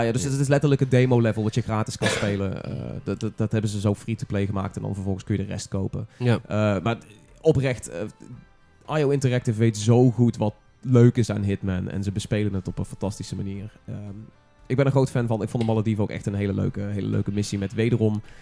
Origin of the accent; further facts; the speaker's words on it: North Brabant, Netherlands; als Brabander